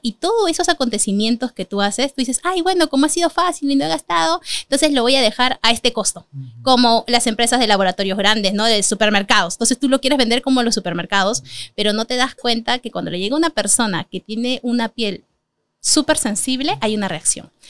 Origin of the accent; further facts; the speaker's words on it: Peru; somos peruanos